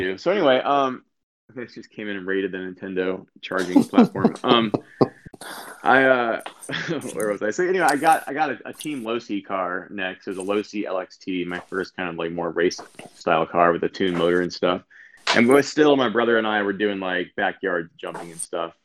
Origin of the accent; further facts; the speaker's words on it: San Diego, California, United States; I grew up in San Diego